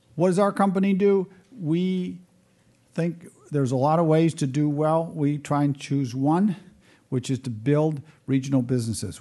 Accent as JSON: {"language": "English", "country": "United States", "said": "as American"}